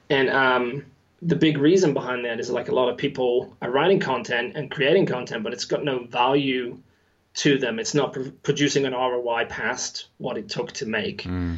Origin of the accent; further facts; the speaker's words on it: West Midlands, United Kingdom; now in New Zealand; As you said, Englishman, living in New Zealand, my accent is all over the place now. originally from the West Midlands, so that accent is not there, although I can do it if need be.